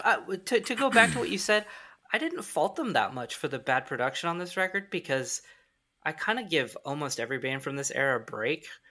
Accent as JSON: {"language": "English", "region": "Midwest", "country": "United States", "said": "We're from the Midwest"}